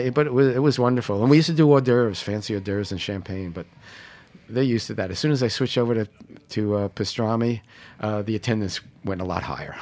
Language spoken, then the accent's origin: English; New York City, New York, United States; I was born in Canarsie